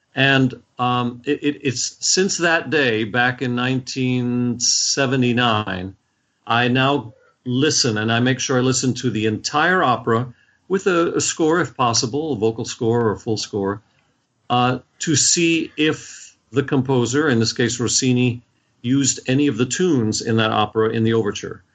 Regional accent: Washington, District of Columbia, United States; I grew up in Washington, D.C.

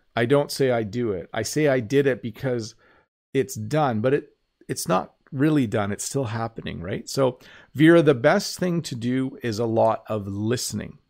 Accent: Canada; I'm Canadian

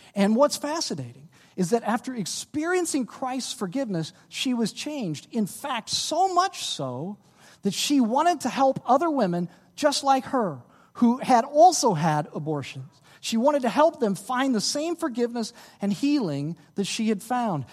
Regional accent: Dallas, Texas, United States; moved away; I'm from Dallas, uh, uh, my church back in Dallas

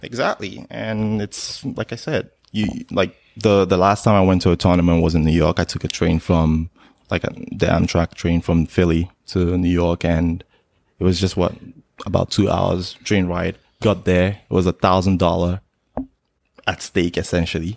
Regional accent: Nigeria; moved away as an adult; now in United States; originally I'm Nigerian. I, I came to the States in two thousand six for college

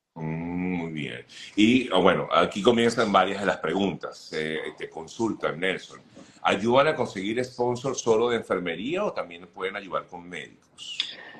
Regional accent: Venezuela; now in United States; como, como venezolanos

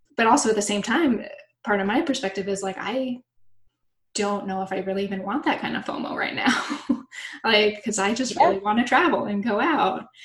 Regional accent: Florida, United States; moved away; I'm from Florida originally

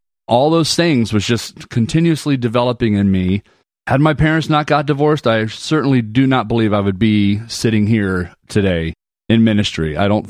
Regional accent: Panama; born there; also born or lived in Germany / Arizona / Texas / Atlanta; My dad was in the military, and so we've lived pretty much around the world. I was born in Panama, Central America. We lived in Germany, Arizona, Texas. Finally landed in Atlanta

